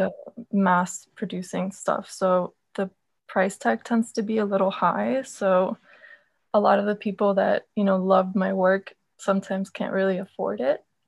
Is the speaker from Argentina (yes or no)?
yes; Argentina; I'm from Argentina